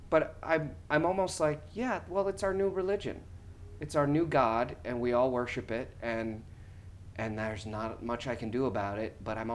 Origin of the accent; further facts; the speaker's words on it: New York, United States; as a New Yorker who travels to and from the city every day, I travel into Grand Central and then over to Times Square and then down to Penn Station.